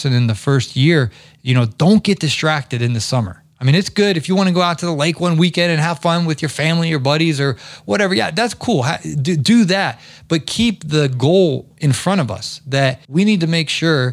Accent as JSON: {"language": "English", "region": "Ohio", "country": "United States", "tie": "born or raised there", "also_born_or_lived": "the South", "moved": "as an adult", "said": "I grew up in Ohio."}